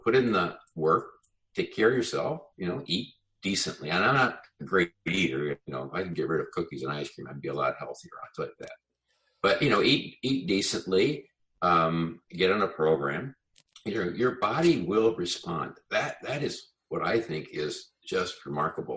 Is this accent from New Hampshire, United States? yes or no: no; Colorado, United States; I grew up in Colorado